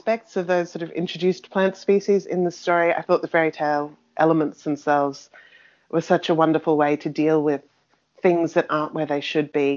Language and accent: English; Australia; me growing up on European folktales in an Australian landscape